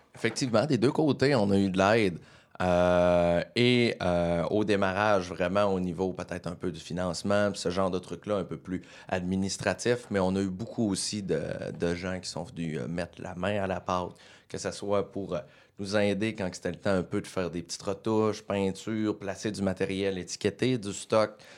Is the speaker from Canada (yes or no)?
yes; Quebec, Canada; régional, un vrai bleuet. Je suis né à Chipcha